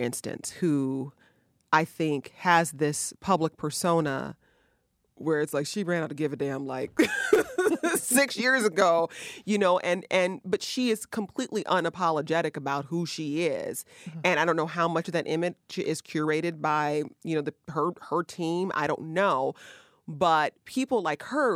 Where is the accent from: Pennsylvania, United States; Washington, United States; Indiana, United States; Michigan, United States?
Michigan, United States; Detroit; Detroit, Michigan, my hometown